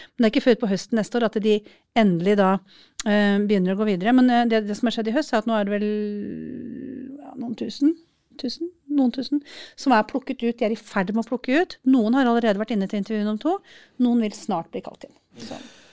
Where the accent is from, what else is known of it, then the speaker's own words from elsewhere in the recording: Norway; jeg kommer fra Norge